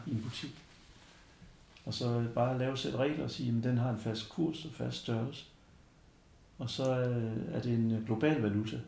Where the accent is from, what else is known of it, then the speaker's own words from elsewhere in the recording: Denmark; jeg var dansker